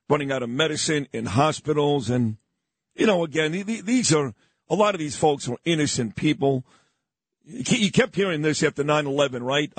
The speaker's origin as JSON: {"language": "English", "town": "New York City", "region": "New York", "country": "United States", "said": "I'm from Brooklyn"}